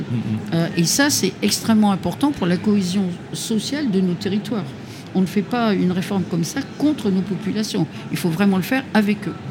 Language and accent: French; Hauts-de-France, France; je suis des Hauts-de-France